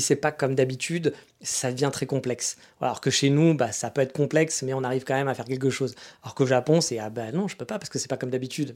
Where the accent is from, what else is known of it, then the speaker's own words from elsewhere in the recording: France; now in Japan; chez nous en France